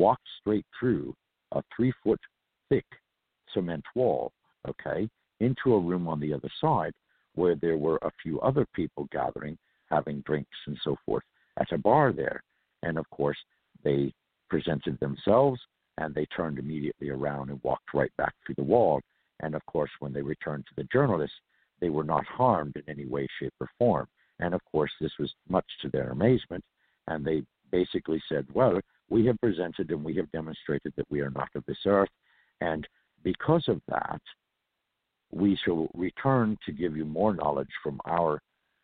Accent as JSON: {"language": "English", "region": "California", "country": "United States", "tie": "born or raised there", "said": "I am a native from California"}